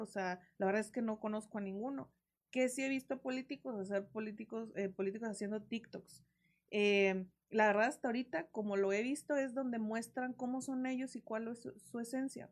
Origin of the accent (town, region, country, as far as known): Coahuila, Mexico